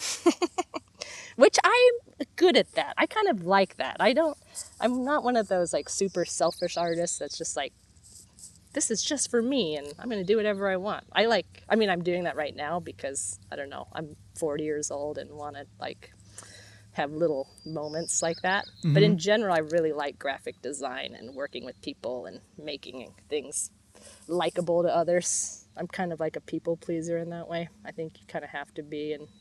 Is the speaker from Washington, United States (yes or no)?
yes; Bellingham, Washington, United States; moved away; I'm from Bellingham, Washington